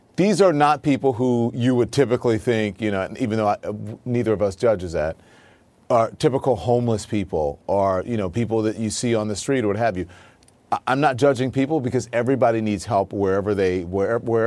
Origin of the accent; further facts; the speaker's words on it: Baton Rouge, Louisiana, United States; moved away; my hometown of Baton Rouge